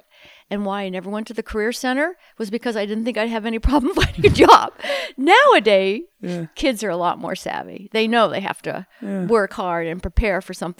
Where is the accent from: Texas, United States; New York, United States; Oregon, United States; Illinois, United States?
New York, United States; New York City; also born or lived in Grinnell, Iowa; now in San Luis Obispo, United States; I was born in Manhattan